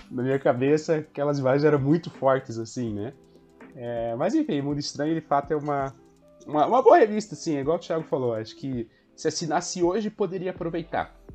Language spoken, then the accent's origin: Portuguese; Santa Catarina, Brazil; born there; also born or lived in Paraná; eu nasci em Santa Catarina, me mudei para cá, no Paraná, voltei para Santa Catarina